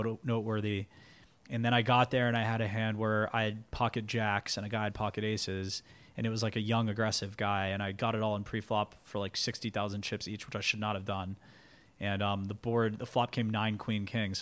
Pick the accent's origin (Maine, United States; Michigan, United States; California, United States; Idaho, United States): California, United States; Los Angeles; now in New York, United States; I grew up in Los Angeles